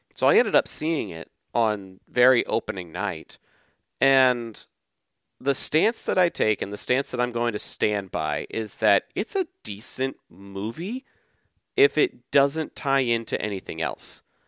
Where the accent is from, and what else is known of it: Texas, United States; born or raised there